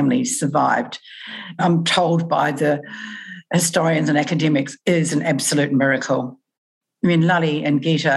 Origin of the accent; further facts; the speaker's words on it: New Zealand; moved away as an adult; now in Australia; as a young adult, and I moved from New Zealand to Australia